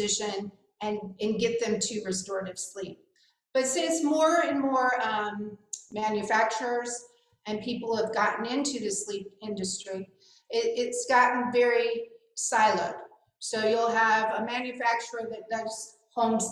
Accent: Kansas City, United States; moved away as an adult; also born or lived in Shreveport, Louisiana; I'm originally from the Midwest, from Kansas City, and when I moved to Shreveport, Louisiana

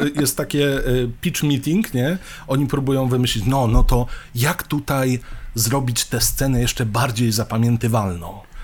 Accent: Poland; wychowywaliśmy się w Polsce

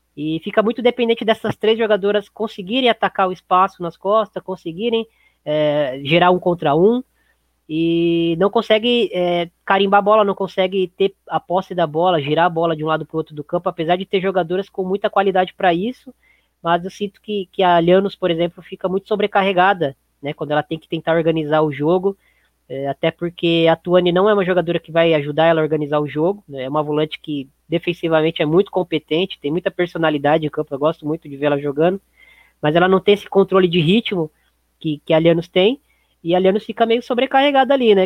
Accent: Brazil; a gente, como brasileiro

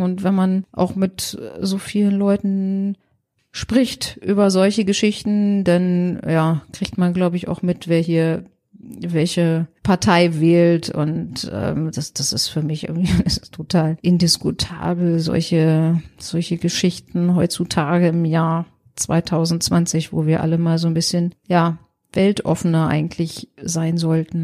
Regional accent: Germany; ich als Deutsche

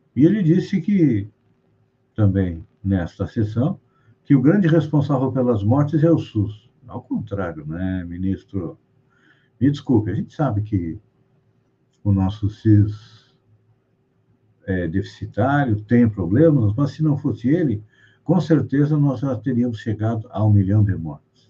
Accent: Brazil

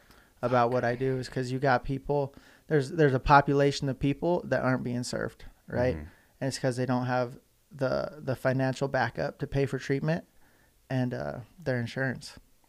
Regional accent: Salt Lake City, Utah, United States; I was born here in Salt Lake, here in the 801, at the University of Utah, actually.

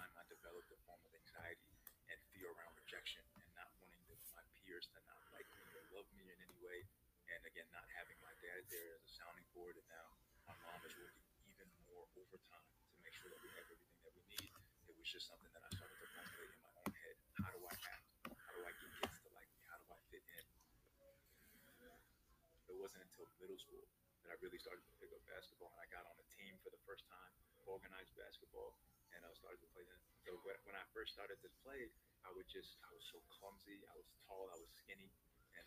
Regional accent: New York City, New York, United States; I was born in Bronx, New York

